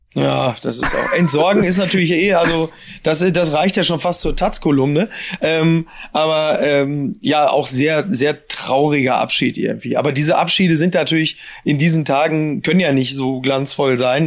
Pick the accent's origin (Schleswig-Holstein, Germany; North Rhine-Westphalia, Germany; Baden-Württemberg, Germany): North Rhine-Westphalia, Germany; Ruhr area; ich komme ja auch nur aus dem Ruhrgebiet